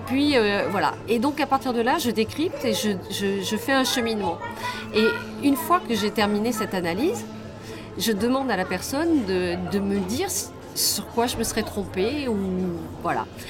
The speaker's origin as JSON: {"language": "French", "area": "Pilat", "region": "Nouvelle-Aquitaine", "country": "France", "tie": "born or raised there", "lives_now": "Bordeaux, France", "said": "je suis née au Pilat"}